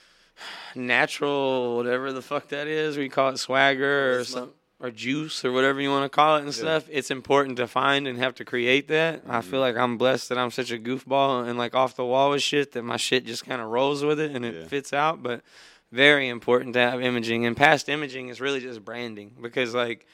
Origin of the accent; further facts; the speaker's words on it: Beaumont, Texas, United States; Beaumont, Port Arthur area, where I'm my hometown